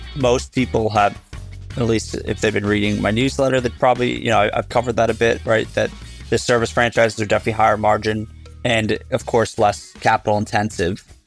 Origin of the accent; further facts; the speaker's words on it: New Jersey, United States; I grew up in New Jersey